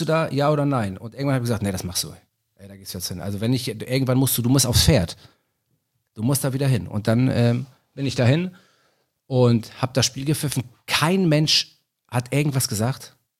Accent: Hamburg, Germany; Ich bin Hamburger, ich bin Stadtpatriot

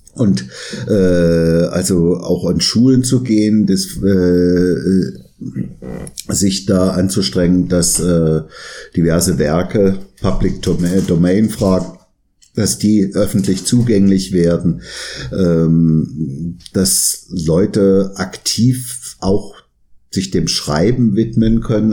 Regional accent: area around Arnstadt, Thuringia, Germany; aus meiner Heimat, ich komme ja auch aus Thüringen, mhm. also mhm. Gegend um Arnstadt

